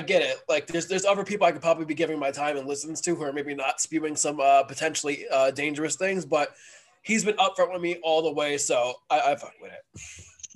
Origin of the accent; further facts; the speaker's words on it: New York City, New York, United States; as a New Yorker